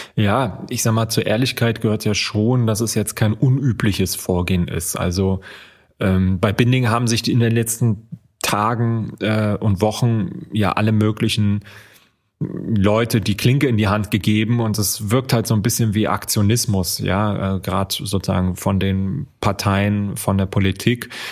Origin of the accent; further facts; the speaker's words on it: East Germany, Germany; now in Frankfurt, Germany; Ich bin ja aufgewachsen in Ostdeutschland